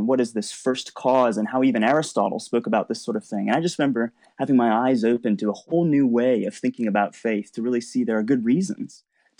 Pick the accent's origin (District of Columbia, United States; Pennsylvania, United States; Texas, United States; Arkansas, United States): District of Columbia, United States; Washington; So I grew up in the States, actually in the Washington, D.C. area. And I grew up in a Christian family, going to church pretty much every Sunday.